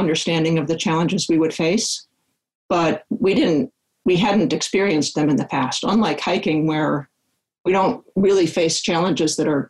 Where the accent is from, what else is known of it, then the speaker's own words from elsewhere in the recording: Chicago, Illinois, United States; now in Palo Alto, United States; I grew up in Chicago and spent a lot of time in Wisconsin and Minnesota.